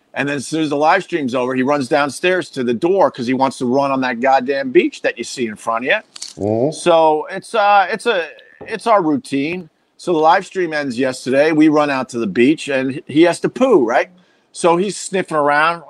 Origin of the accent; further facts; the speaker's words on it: Centerport, New York, United States; I grew up on Long Island, um, in Centerport